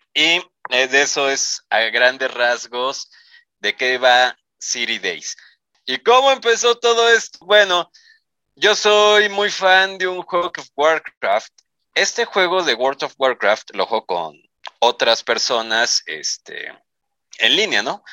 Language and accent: Spanish; Mexico